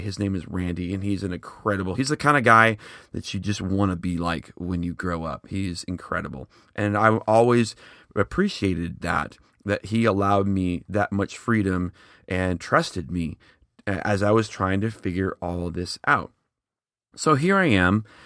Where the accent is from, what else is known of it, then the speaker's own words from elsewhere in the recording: Schaumburg, Illinois, United States; now in Oklahoma City, United States; I'm originally from the Chicago area, specifically Schaumburg.